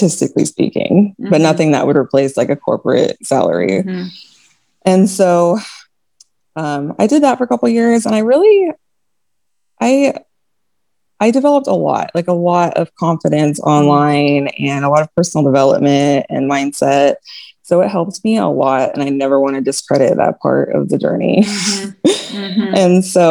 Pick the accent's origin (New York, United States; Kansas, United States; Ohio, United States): Kansas, United States; moved away as an adult; now in El Paso, United States; We live in El Paso, Texas. I'm from Kansas, and we move every 3 years